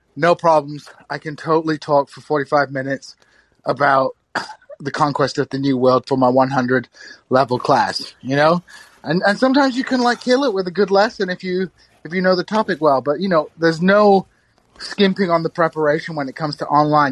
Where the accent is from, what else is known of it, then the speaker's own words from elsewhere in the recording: Kingston upon Hull, Yorkshire and the Humber, United Kingdom; moved away as an adult; also born or lived in Missouri, United States; I'm currently living in my hometown of Kingston upon Hull